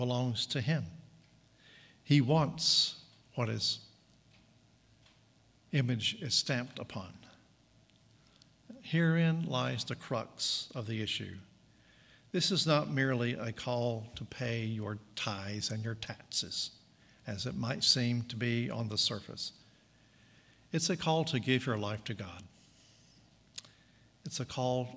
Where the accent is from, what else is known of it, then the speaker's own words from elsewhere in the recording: Southern United States, United States; I was an American, and a Southern American at that.